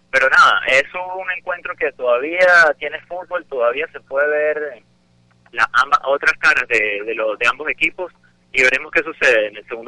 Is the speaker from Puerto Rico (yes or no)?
no; Venezuela; now in Argentina